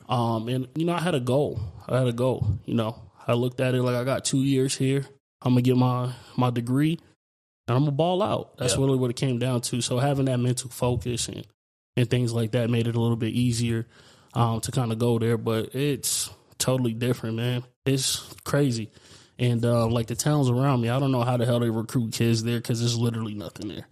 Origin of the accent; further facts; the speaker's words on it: New York City, New York, United States; also born or lived in Chandler, Arizona / Gilbert, Arizona; now in Arizona, United States; being born in in New York, you know, coming from Brooklyn, you know, is is a way bigger city than this